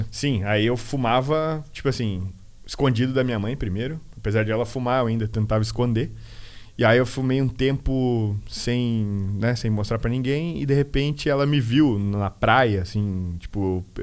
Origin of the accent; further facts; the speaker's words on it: Peru; E meu apelido era Peru, porque eu sou peruano.